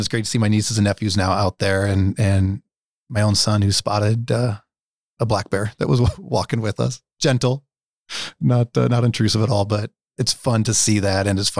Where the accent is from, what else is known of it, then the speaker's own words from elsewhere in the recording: Nebraska, United States; I was raised in the Dundee neighborhood. I went to Fontenelle as a kid and Neil Woods as a kid.